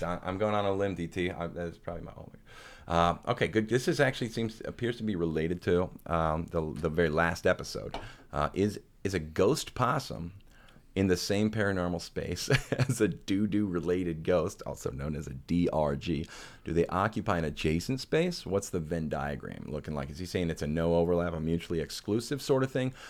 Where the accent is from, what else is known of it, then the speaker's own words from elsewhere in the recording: St. Louis, Missouri, United States; my hometown of Saint Louis, Missouri